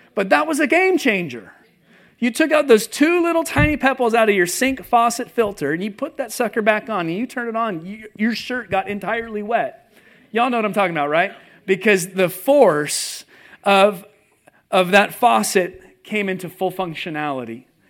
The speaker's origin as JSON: {"language": "English", "region": "California", "country": "United States", "tie": "born or raised there", "also_born_or_lived": "Seattle area, Washington", "moved": "as an adult", "lives_now": "Nashville, United States", "said": "I grew up in California"}